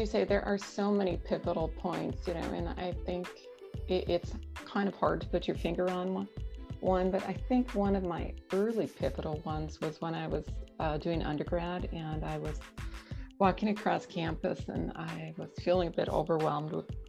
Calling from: Madison, Wisconsin, United States; So I'm calling from Madison, Wisconsin. It's about 2 hours north of Chicago, and it's a beautiful wooded area. And I really love being here.

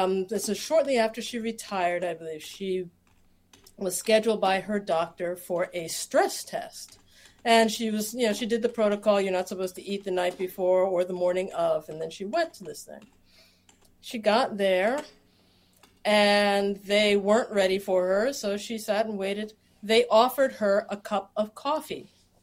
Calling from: Philadelphia, Pennsylvania, United States; I am joining you from Philadelphia, Pennsylvania.

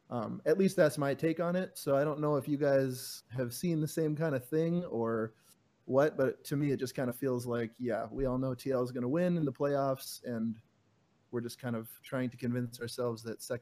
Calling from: Fargo, North Dakota, United States; Fargo, North Dakota.

